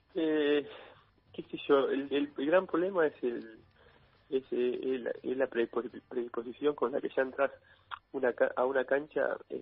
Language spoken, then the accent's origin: Spanish; Argentina; como argentinos